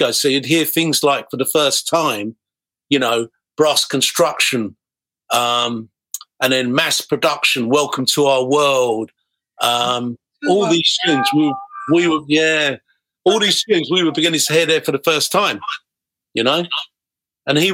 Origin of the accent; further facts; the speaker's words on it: Harrow, London, United Kingdom; when I was growing up in Harrow